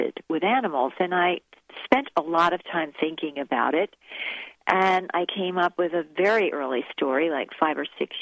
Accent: New Jersey, United States; I'm a Jersey girl

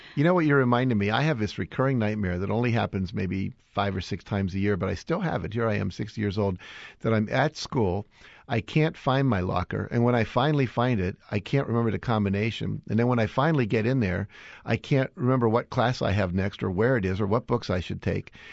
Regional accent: West Virginia, United States; moved away; also born or lived in Chicago; I grew up in West Virginia

